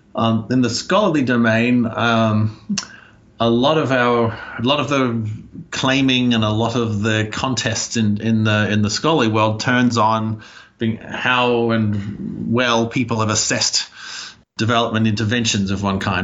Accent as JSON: {"language": "English", "country": "Australia", "tie": "born or raised there", "also_born_or_lived": "United States", "moved": "as an adult", "said": "I grew up in Australia"}